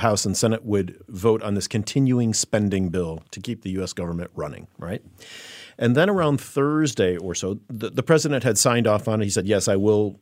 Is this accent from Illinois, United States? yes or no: yes; Chicago, Illinois, United States; growing up as a kid in Chicago, I worked as a busboy at a at a private country club in my hometown